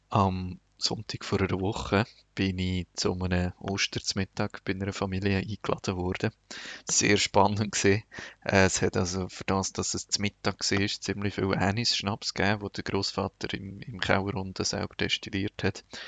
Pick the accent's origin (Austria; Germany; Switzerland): Switzerland; moved away as an adult; now in Lebanon; bei uns in der Schweiz